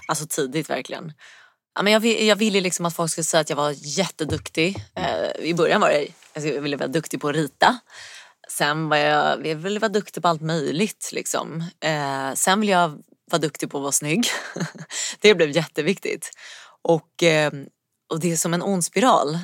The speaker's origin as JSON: {"language": "Swedish", "town": "Stockholm", "region": "Stockholm County", "country": "Sweden", "tie": "born or raised there", "lives_now": "Stocksund, Sweden", "said": "Uppvuxen i Vasastan eh, i Stockholm"}